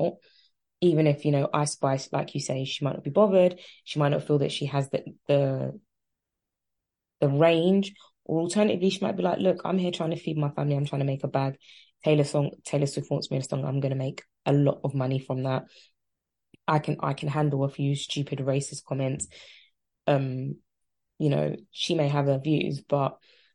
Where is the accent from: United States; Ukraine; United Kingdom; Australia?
United Kingdom; London; I'm from Tottenham. That's just the lamb. That's just the ecosystem I was raised